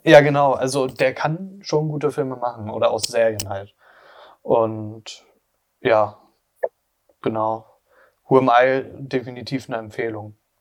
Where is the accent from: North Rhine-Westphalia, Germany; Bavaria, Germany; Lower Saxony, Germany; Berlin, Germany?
Berlin, Germany; Oder auch gerade so Ostberlin, so Köpenick, die Gegend, da bin ich halt aufgewachsen